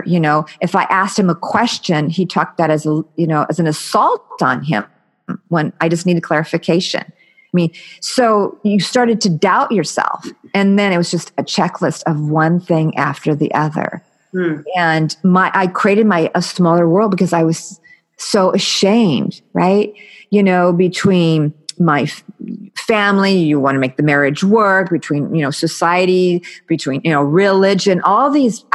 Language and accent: English; United States; I'm American